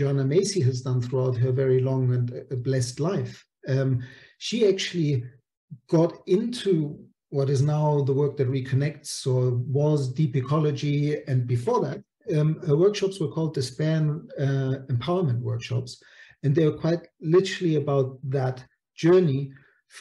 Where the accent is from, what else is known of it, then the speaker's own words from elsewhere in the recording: Munich, Bavaria, Germany; moved away; also born or lived in Italy; I grew up in Munich